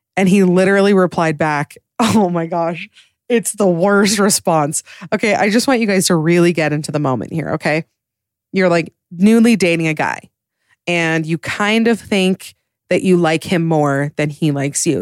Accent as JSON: {"language": "English", "region": "Utah", "country": "United States", "said": "I'm from Utah"}